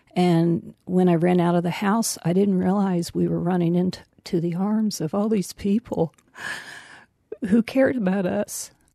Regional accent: Tornado Alley, United States; now in Marlborough, United States; I grew up in Tornado Alley.

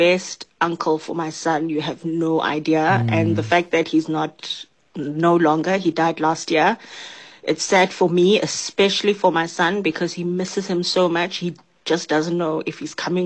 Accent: Johannesburg, Gauteng, South Africa; now in Pietermaritzburg, South Africa; Currently, I'm in Pietermaritzburg, but I'm from Johannesburg.

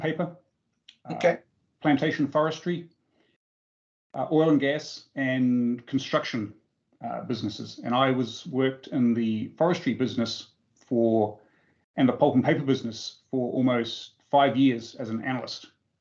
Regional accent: Auckland, New Zealand; now in Atlanta, United States; I grew up in Auckland.

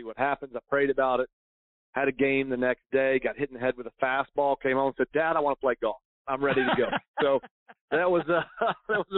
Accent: St. Augustine, Florida, United States; I grew up here in St. Augustine, Florida

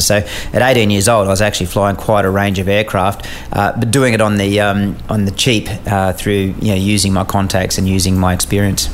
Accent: Australia; as an Australian um, officer embedded in a US squadron

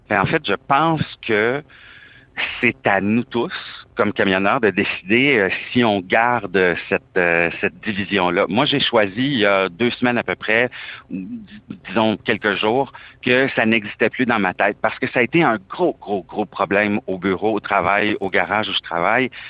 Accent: Canada; je suis canadien

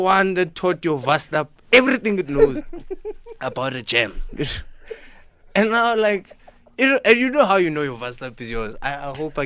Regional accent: Limpopo, South Africa; English is a second language; moved away; I came from Limpopo, learned English in 2006

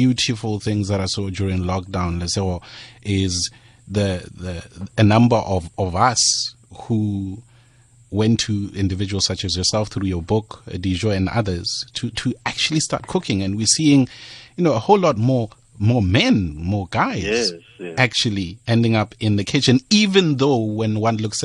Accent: Pretoria, Gauteng, South Africa; I'm from Pretoria

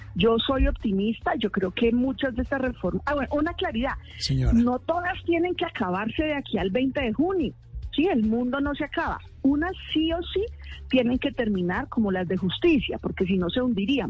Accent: Arbeláez, Cundinamarca, Colombia; moved away; Arbela es Cundinamarca, mi pueblo

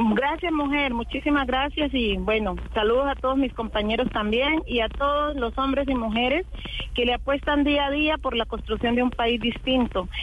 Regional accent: Colombia; todo lo que somos los colombianos

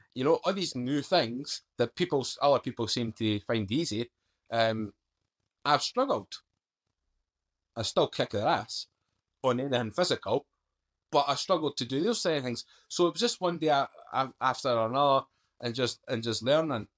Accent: Scotland, United Kingdom; accent: Scottish; moved away; also born or lived in London; I'm a Scottish accent

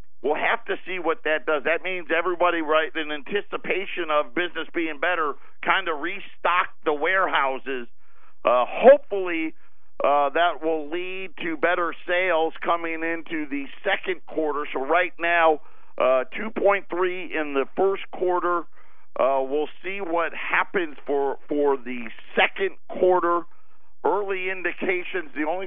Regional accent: upstate New York, United States; moved away; that's my home state, right? I was an upstater. My mom lives in Syracuse still to this day

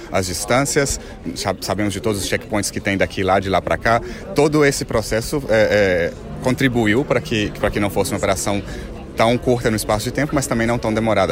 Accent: Brazil; moved away; sou brasileiro

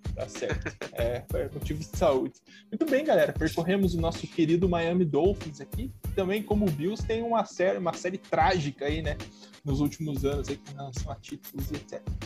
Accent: Curitiba, Paraná, Brazil; eu que sou de Curitiba

